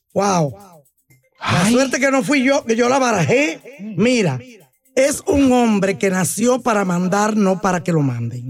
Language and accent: Spanish; Dominican Republic; yo soy dominicana